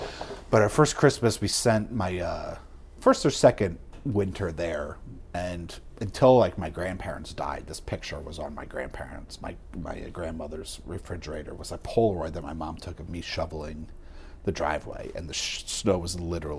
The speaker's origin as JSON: {"language": "English", "region": "Northeast", "country": "United States", "tie": "born or raised there", "said": "because we grew up in the Northeast."}